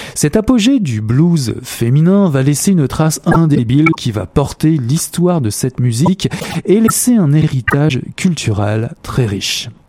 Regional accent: Canada; chez nous, au Canada

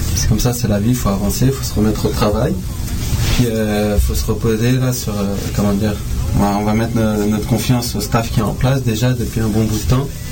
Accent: France; moved away; je viens de là-bas

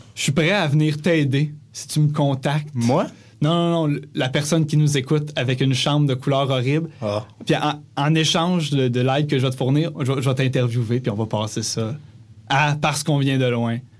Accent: Granby, Quebec, Canada; moved away as an adult; now in Montreal, Canada; quand on est parti de Grimby cet été pour aménager à Montréal

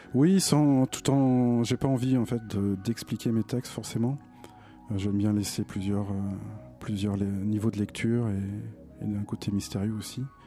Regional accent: Nantes, Pays de la Loire, France; j'ai découvert en tant que Nantais les premières les premières tournées de Dominica à Nantes

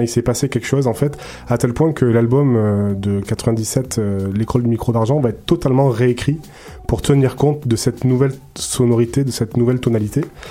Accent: Marseille, Provence-Alpes-Côte d'Azur, France; now in Montreal, Canada; je suis marseillais

